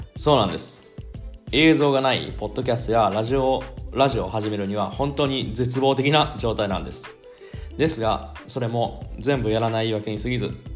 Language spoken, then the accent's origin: Japanese; Shizuoka, Japan; moved away as an adult; now in Cologne, Germany; 静岡県出身